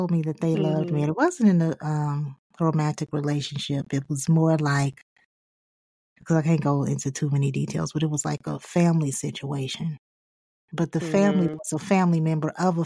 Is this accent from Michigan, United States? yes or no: yes; Highland Park, Michigan, United States; I'm from Highland Park